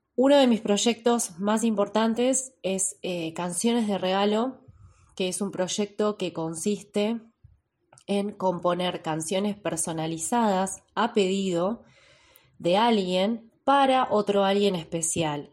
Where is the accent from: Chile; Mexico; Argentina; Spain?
Argentina; Ushuaia, Tierra del Fuego; moved away as an adult; now in La Plata, Argentina; nacida en la ciudad de Ushuaia, Hace 14 años me vine a la ciudad de La Plata a realizar mis estudios